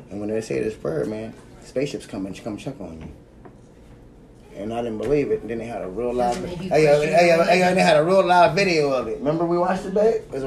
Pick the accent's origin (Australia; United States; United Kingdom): United States; Canonsburg, Pennsylvania; I grew up in Mount Olive Baptist Church right there in Canonsburg.